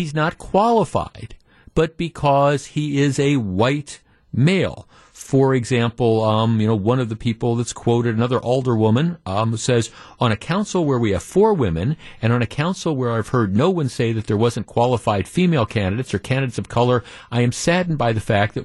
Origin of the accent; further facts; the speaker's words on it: Glendale, Wisconsin, United States; also born or lived in Whitefish Bay, Wisconsin; I grew up in Glendale and I lived in Whitefish Bay